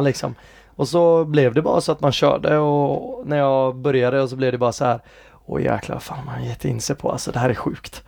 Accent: Gothenburg, Västra Götaland, Sweden; also born or lived in England / United States; jag är från Hisingen

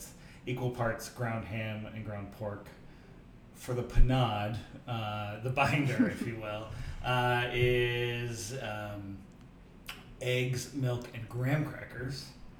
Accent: Midwest, United States; I am a Midwesterner.

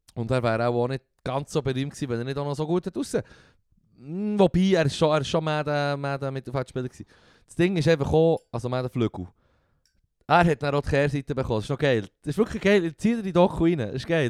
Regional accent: Switzerland; bei uns in der Schweiz

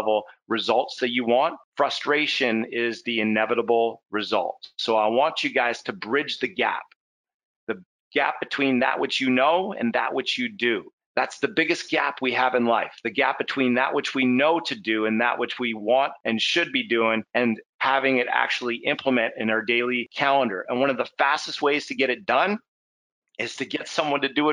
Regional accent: Canada; we're Canadian, so you know, we're at least I am

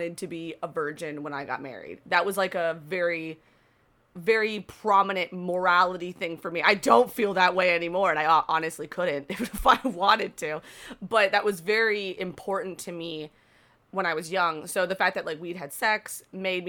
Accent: Florida, United States; I'm from Florida

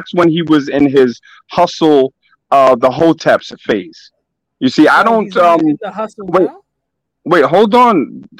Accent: New York City, New York, United States; I'm from Brooklyn

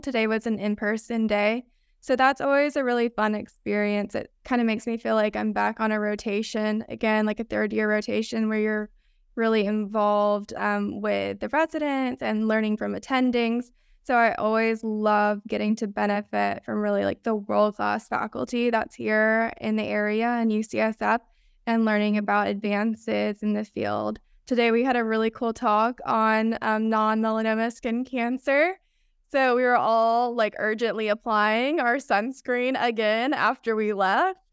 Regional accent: Rome, Georgia, United States; moved away as an adult; also born or lived in Athens, Georgia; now in San Francisco, United States; I'm originally from Rome, Georgia, which is a town kind of in between Chattanooga and Atlanta.

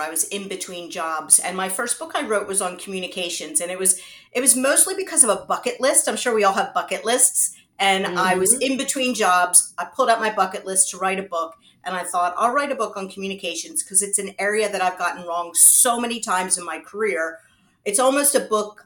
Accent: United States; moved away as an adult; now in United Kingdom; So I am American. I was born in the US, and I started my career out in the US

